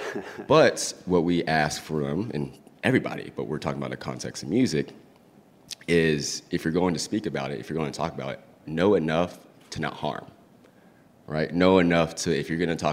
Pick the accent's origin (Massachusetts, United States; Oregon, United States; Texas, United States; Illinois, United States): Texas, United States; West; I grew up in West Texas